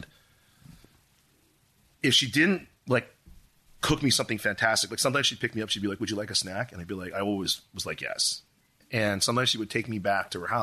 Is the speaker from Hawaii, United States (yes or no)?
yes; Honolulu, Hawaii, United States; now in Los Angeles, United States; growing up in Honolulu